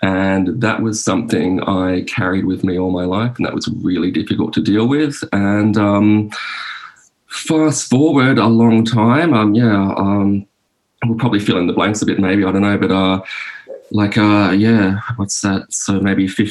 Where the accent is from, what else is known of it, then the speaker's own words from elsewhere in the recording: Sydney, New South Wales, Australia; I'm from Sydney, like inner Western Sydney.